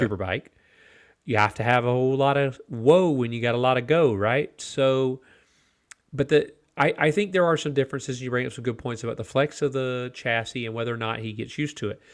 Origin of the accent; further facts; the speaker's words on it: United States; for me as an American